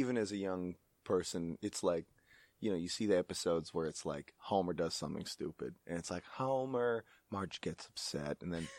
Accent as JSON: {"language": "English", "town": "Edmonton", "region": "Alberta", "country": "Canada", "said": "Like Edmonton, Alberta, Canada, so like kind of 8 hours north of Montana or something like that. But it's not, we got nothing there."}